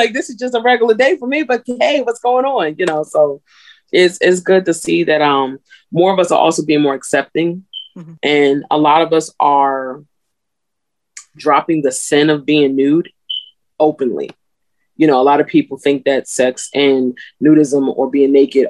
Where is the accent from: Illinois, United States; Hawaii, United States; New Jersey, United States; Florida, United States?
New Jersey, United States; I'm from Jersey, but my family's from the South.